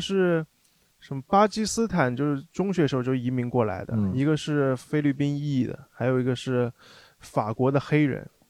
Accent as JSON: {"language": "Chinese", "town": "Suzhou", "region": "Jiangsu", "country": "China", "tie": "born or raised there", "also_born_or_lived": "Australia", "first_language": "Suzhounese", "moved": "as an adult", "said": "就是我是苏州人，啊。然后我是从小就讲苏州话的和家人"}